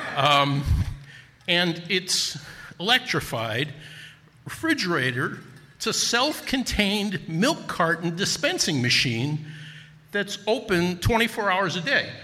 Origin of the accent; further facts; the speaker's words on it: Newark, New Jersey, United States; moved away as an adult; also born or lived in Wisconsin; I'm originally from Newark, New Jersey